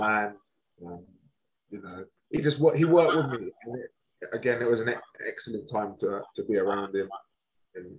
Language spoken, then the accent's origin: English; Swindon, South West England, United Kingdom; I do back my hometown. Of course I do. But I've never really followed Swindon Town as such.